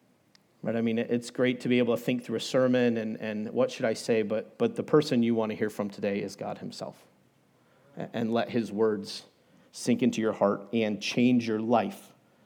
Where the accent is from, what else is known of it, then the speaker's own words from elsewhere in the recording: New England, United States; now in Colorado, United States; I grew up in New England, and I tell people the West is New England bigger and better, and minus the seafood.